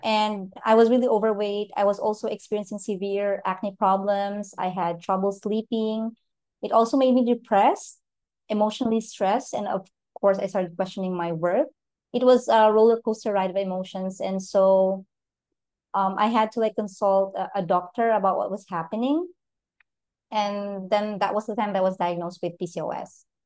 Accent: Philippines; I'm from the Philippines

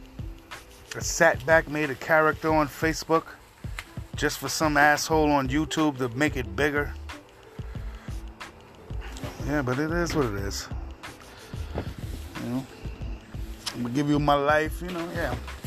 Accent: New York City, New York, United States; moved away as an adult; now in Upstate New York, United States; Born and raised in Queens, New York. Far Rockaway, to be exact.

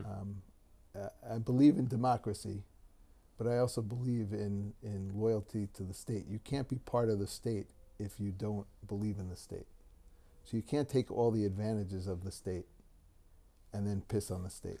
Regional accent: Great Neck, New York, United States; moved away as an adult; also born or lived in Douglaston, Queens, New York / Brooklyn / Boca Raton; now in Israel; we moved to Great Neck when I was, uh, five years old

